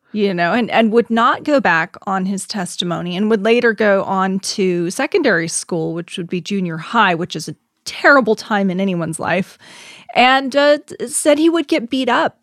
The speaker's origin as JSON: {"language": "English", "country": "United States", "said": "We're all American"}